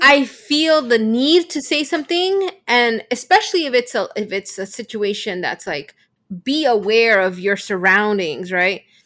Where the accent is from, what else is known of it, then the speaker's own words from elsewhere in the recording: Bolivia; I come from Bolivia, um, and our culture is much more traditional